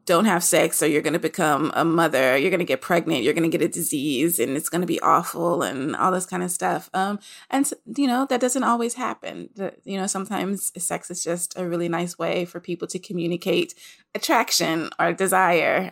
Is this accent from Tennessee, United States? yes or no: yes; Nashville, Tennessee, United States; I'm from Nashville, Tennessee